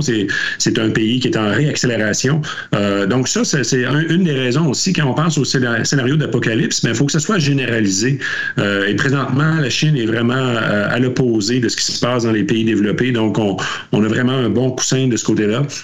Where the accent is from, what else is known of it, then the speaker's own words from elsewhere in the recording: Quebec, Canada; on le voyait près de chez nous au Québec avant la pandémie